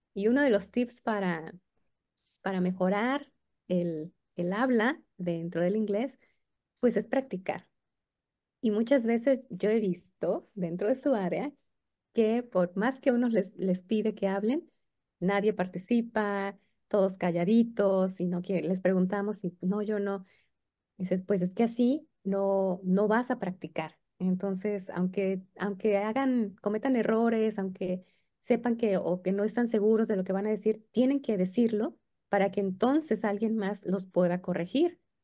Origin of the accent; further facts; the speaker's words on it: Mexico; nosotros como mexicanos queremos escribir en inglés como escribimos en español